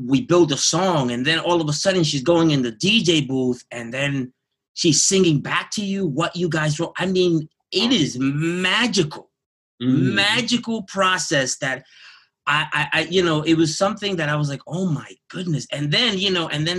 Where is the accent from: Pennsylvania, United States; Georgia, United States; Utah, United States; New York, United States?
New York, United States; New York City; I'm born and raised in Jamaica, Queens